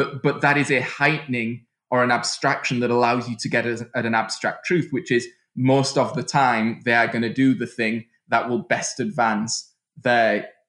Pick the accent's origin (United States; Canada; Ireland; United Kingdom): United Kingdom; moved away; I mean, I'm from the United Kingdom, but I'd left in 2000, and I just didn't recognize what had happened.